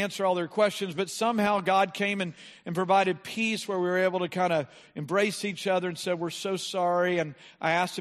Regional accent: United States; We're from America

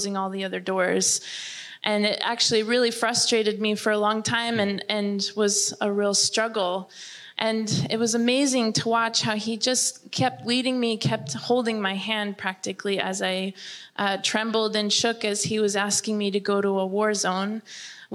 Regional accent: Germany; I remember growing up in Germany, where it's very academic

